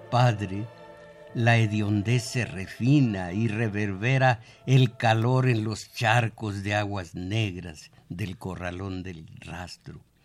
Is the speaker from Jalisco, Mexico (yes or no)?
no; Jalpa, Zacatecas, Mexico; now in Mexico City, Mexico; ya venía yo hablando como los de Jalpa